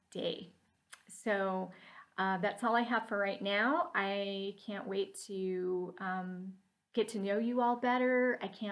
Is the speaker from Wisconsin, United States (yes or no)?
no; Salt Lake City, Utah, United States; moved away; I came from Salt Lake City, Utah originally